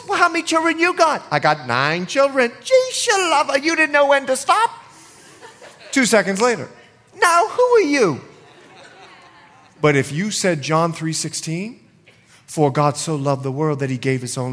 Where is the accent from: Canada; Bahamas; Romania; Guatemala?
Bahamas; I'm from the Bahamas